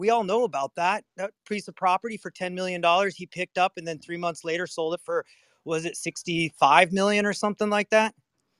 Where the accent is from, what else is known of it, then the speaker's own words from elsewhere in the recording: Aspen, Colorado, United States; I grew up in Aspen, Colorado, 200 feet. My math class was 200 feet from Hunter Thompson.